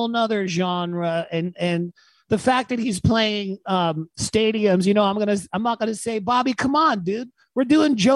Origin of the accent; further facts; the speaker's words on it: Freeport, Bahamas; moved away; My dad taught at a kindergarten in Freeport, Bahamas, and that's where I was born.